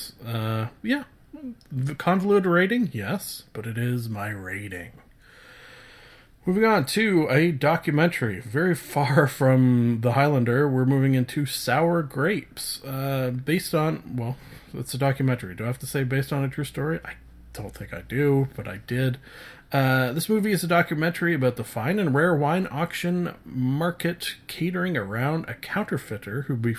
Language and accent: English; Canada; I am a Canadian.